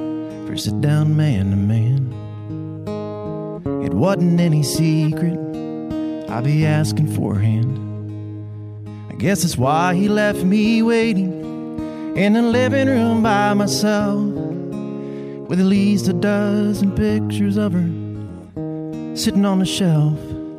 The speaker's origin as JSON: {"language": "English", "region": "Delaware", "country": "United States", "tie": "born or raised there", "said": "See, I grew up in Delaware. We have the University of Delaware Blue Hens."}